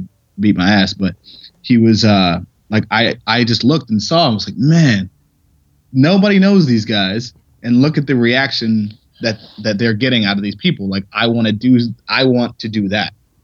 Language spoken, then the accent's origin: English; Ohio, United States; moved away; also born or lived in Pittsburgh